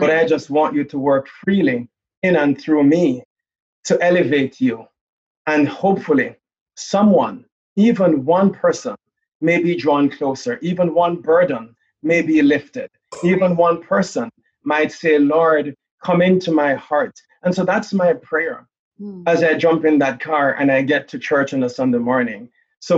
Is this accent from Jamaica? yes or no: yes; Jamaica; moved away; I'm from Jamaica. So I grew up in the islands